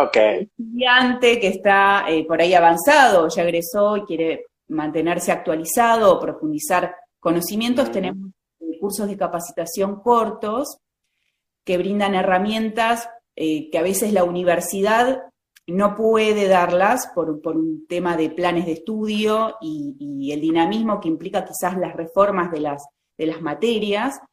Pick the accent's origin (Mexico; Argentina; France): Argentina; Vicente López, Buenos Aires Province; Soy lo, que llamamos una porteña de ley, ¿no es cierto? Nací ahí en la ciudad de Buenos Aires. Okay. Eh, vivo en la provincia, toda mi vida viví en la provincia de Buenos Aires